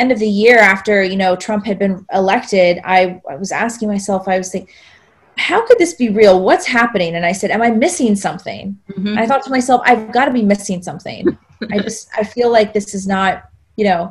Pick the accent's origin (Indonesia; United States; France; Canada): United States; South Georgia; I grew up in the Bible Belt in South Georgia, 10 churches in an 8-mile radius on the way from the stoplight back to my house, small town, very Southern